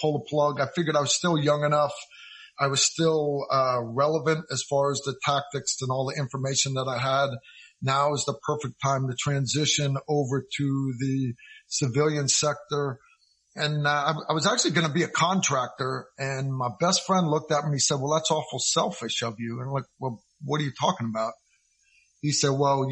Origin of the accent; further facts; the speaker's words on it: Connecticut, United States; moved away as an adult; also born or lived in Kentucky; I grew up in Connecticut